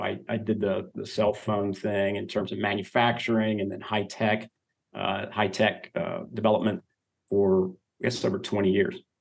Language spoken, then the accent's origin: English; Oklahoma, United States; now in Texas, United States; I grew up in Oklahoma